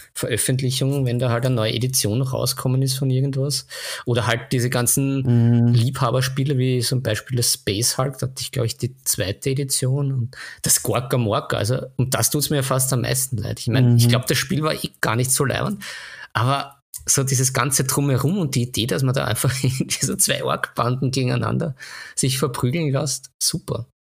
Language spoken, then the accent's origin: German; Vienna, Austria; bei uns in Wien